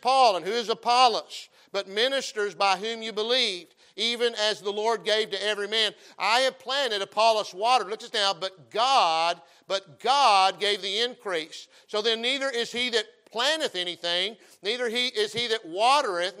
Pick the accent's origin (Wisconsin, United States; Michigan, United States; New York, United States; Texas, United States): Texas, United States; I'm a Texan